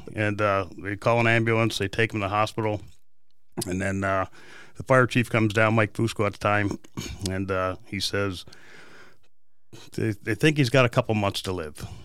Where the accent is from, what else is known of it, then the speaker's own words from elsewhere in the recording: Canada; also born or lived in California / San Diego; now in Peoria, United States; I was born in Canada